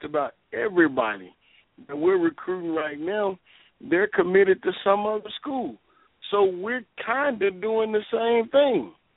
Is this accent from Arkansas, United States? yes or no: yes; Arkansas, United States; I'm I'm from Arkansas